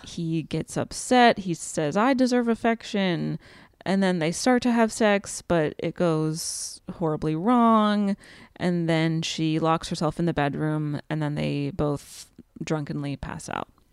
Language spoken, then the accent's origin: English; Pennsylvania, United States; Pennsylvania. Ever heard of it? Shout out to my home state.